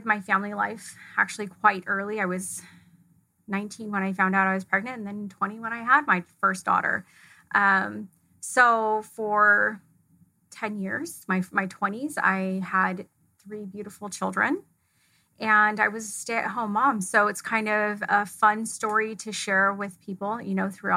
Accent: California, United States; also born or lived in Fullerton, California; I grew up in a small town just outside of Yosemite National Park, which is in California. It's northern central.

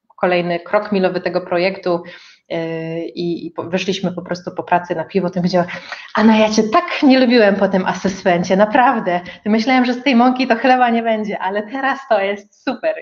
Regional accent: Katowice, Silesian Voivodeship, Poland; moved away as an adult; also born or lived in Kraków; pochodzę ze Śląska

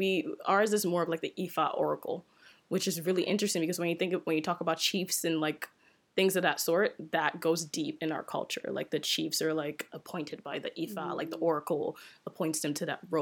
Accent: Nigeria; So I'm Nigerian, and my tribe is Yoruba, which is the originate of my name as well, too

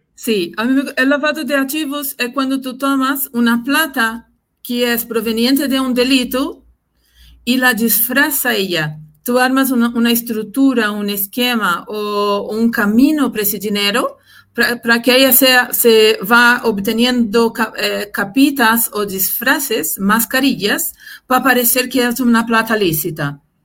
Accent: Brazil; Spanish is a second language; moved away as an adult; now in Chile; nací en Brasil, eh, viví muchos años allá, desarrollé mi, mi, carrera laboral allá

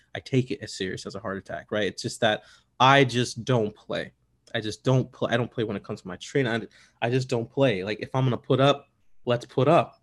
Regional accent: Bolingbrook, Illinois, United States; also born or lived in South Shore, Chicago; I grew up in Bolingbrook. First, we, before we lived in suburbs in Bolingbrook, uh, we lived the South Shore

